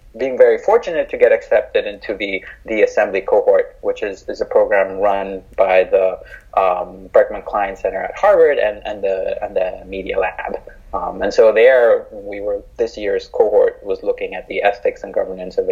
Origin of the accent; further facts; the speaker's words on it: Mexico; I'm from Mexico